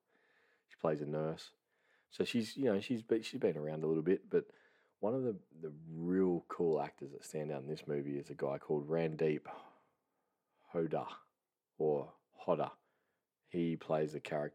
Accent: Australia; I'm Australian

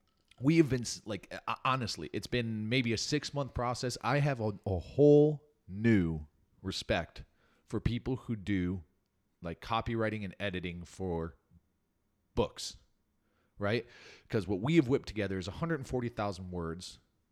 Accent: Naperville, Illinois, United States; born there; I was born in 1982 in Naperville, Illinois, the Paris of the Midwest.

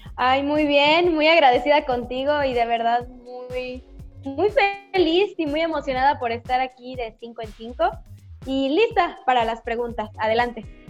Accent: Yucatán, Mexico; soy de Yucatán

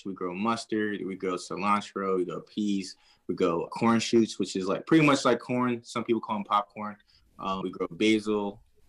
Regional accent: Wilmington, Delaware, United States; moved away as an adult; also born or lived in Alaska / Maple Shade, New Jersey; now in New Jersey, United States; I'm a city guy. I grew up in Wilmington, Delaware, close to Philadelphia. My dad's from Philly. My mom's from Cincinnati. I'm a very city guy.

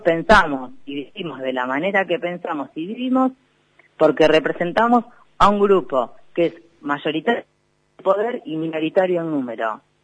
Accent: Necochea, Buenos Aires Province, Argentina; soy de Necochea

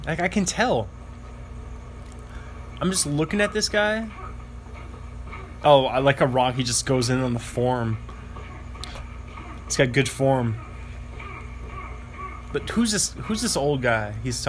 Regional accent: New York City, New York, United States; I was talking about New York City, growing up in New York City.

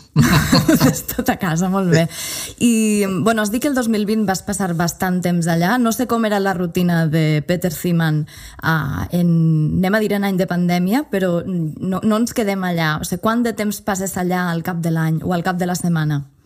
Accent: Llombai, Valencian Community, Spain; moved away as an adult; also born or lived in Barcelona; now in Tortosa, Spain; Soc valenciana, establerta a les Terres de l'Ebre, amb un peu a Barcelona. Vaig nàixer a Llombai, un poble de 2.600 habitants, a la Ribera Alta

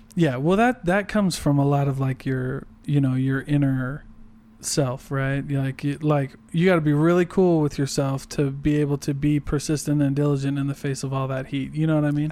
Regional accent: Iowa, United States; moved away; I go visit my family 'cause I'm from Iowa

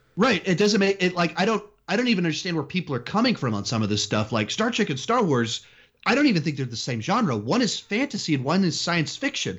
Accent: Austin, Texas, United States; also born or lived in California / South Carolina; I was born in California, moved to Texas when, right after my seventh birthday

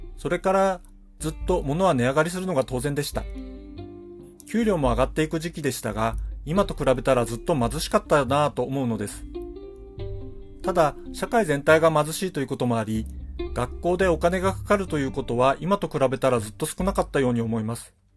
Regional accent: Hokkaido, Japan; どさんこの僕

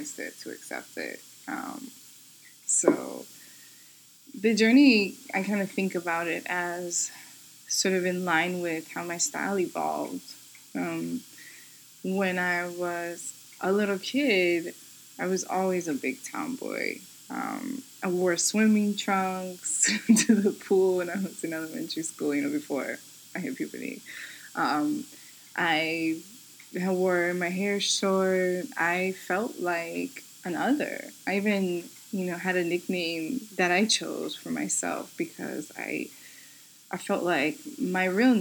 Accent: New York City, New York, United States; I'm born and raised in New York City.

